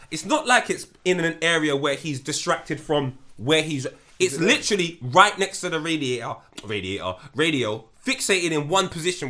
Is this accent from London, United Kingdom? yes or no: yes; London, United Kingdom; I'm from North London, I've been Green Lanes, they fed me.